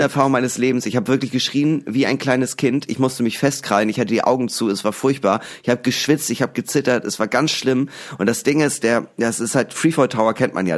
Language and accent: German; Hamburg, Germany; aus Hamburg